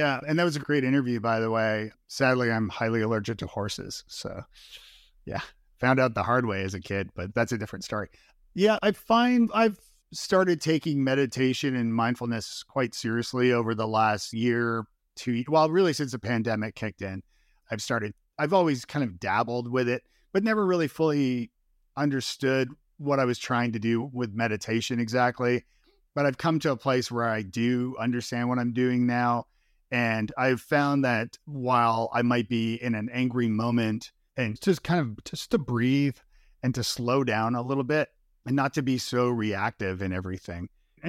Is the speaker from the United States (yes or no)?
no; Toronto, Ontario, Canada; born or raised there